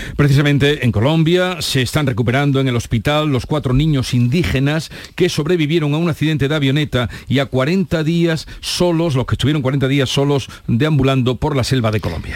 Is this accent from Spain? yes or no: yes; Los Pedroches, Andalusia, Spain; mi tierra, los Pedroches